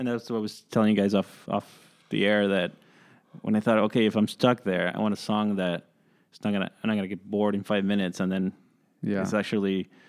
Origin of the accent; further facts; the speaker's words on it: San Francisco, California, United States; growing up in San Francisco, like going out to like underground DJ